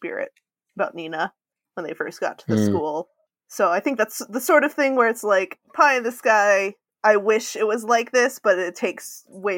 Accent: United States; as an American

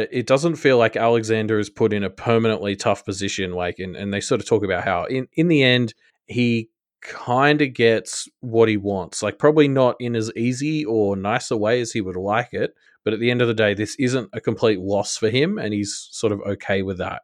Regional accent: Australia; I'm I'm Australian

